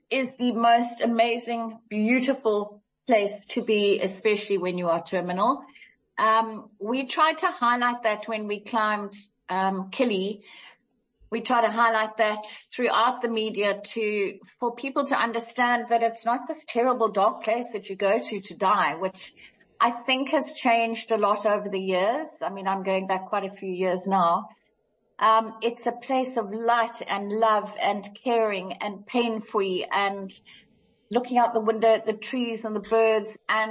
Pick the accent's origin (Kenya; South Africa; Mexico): Kenya; moved away; So my mum was a nurse, when we came down from Kenya